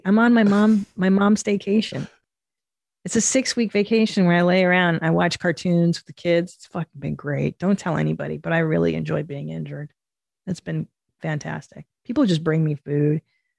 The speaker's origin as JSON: {"language": "English", "region": "Midwest", "country": "United States", "said": "I'm from the Midwest, deer hunter, not uncommon around here."}